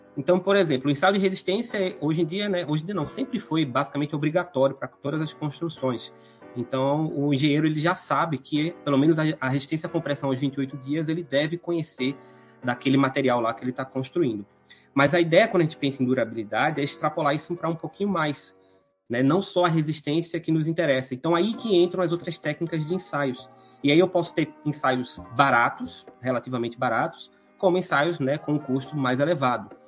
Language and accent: Portuguese; Recife, Pernambuco, Brazil; moved away as an adult; now in Curitiba, Brazil; vocês podem estar tá reparando aí pelo meu sotaque que não sou aqui, né, da cidade de Curitiba. Sou proveniente então da cidade de Recife, no estado de Pernambuco